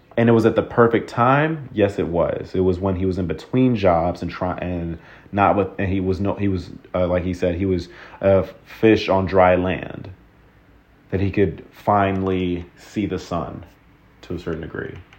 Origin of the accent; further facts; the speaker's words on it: Texas, United States; growing up in Texas.